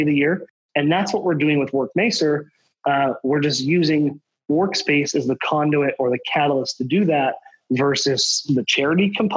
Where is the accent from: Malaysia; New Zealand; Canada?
Canada; Southern Alberta; I grew up in Southern Alberta, like I said, I lived in a whole bunch of different cities, and I'm in Alberta by choice